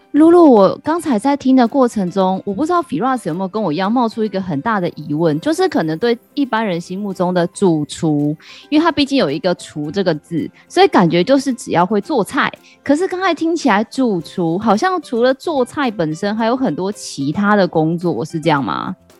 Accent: Taiwan; 很适合我们台湾人的口味

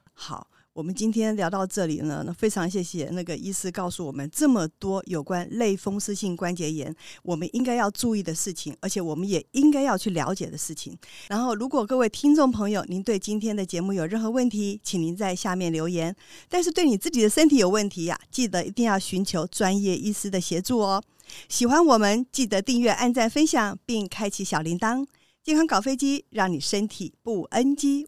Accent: Taiwan; 我们台湾人哦，他久病哦，就会自己变医生哦。

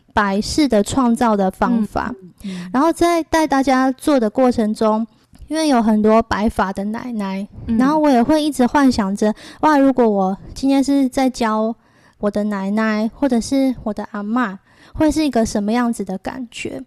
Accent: Changhua County, Taiwan; 我是彰化人

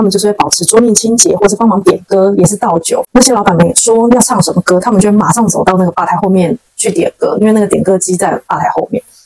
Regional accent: Taiwan; 我是台湾人

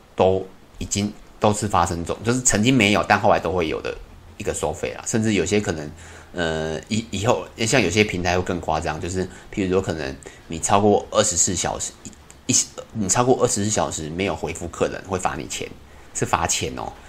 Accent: Taiwan; 以我们台湾人

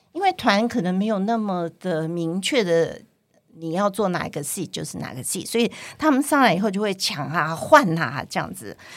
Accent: Taiwan; first language Cantonese; moved away as an adult; also born or lived in Hong Kong; 我在台湾出生长大，虽然在家里都是讲广东话，可是，嗯，对口音上还是会有一点点的

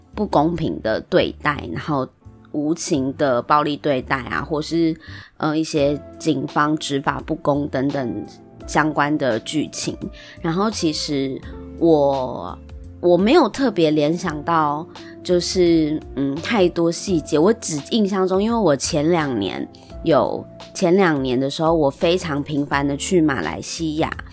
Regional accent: Taiwan; 我们生在台湾

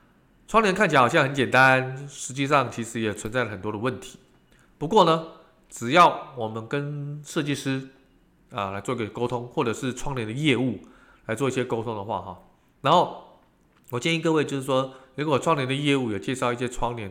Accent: Taiwan; 在我们台湾人跟中国人的这个虎年当中啊

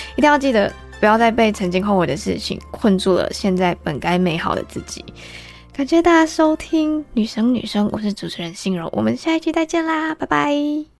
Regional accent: Malaysia; also born or lived in Taiwan; 我们马来西亚人所知道的 part-time

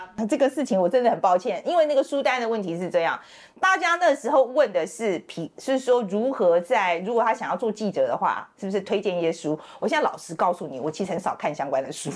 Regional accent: Taiwan; moved away as an adult; now in United States; 我是台湾人，我有，我是双重国籍，我是，我有台湾国籍，然后我是二十几岁去了美国念书

